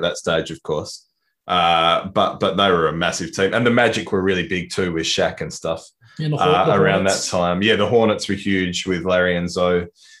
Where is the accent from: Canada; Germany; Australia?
Australia; Perth, Western Australia; I'm from Perth